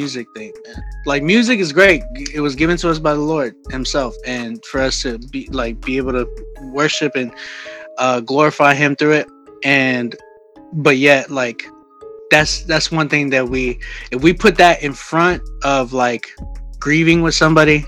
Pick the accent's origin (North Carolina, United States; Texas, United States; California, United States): Texas, United States; San Antonio; moved away as an adult; also born or lived in Oklahoma; now in Canada; I'm from San Antonio